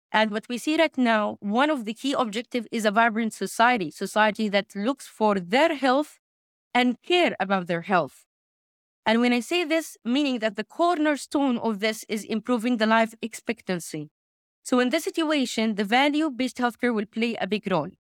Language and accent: English; Makkah Province, Saudi Arabia; I'm originally from Saudi Arabia, from the region of Mecca